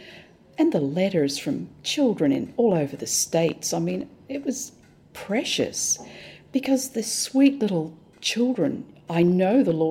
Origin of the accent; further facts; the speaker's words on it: Australia; now in Hong Kong; We're Australian